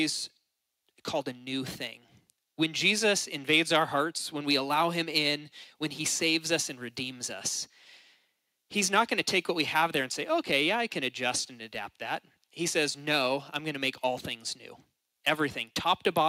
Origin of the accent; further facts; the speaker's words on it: United States; we are American.